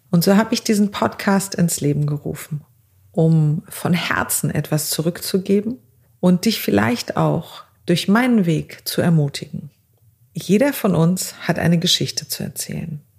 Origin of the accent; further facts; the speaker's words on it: Azerbaijan; now in Germany; Ich bin 40 Jahre alt, armenischer Abstammung und ich wurde aber in Aserbaidschan geboren und bin dort in ganz, ganz einfachen Verhältnissen groß geworden.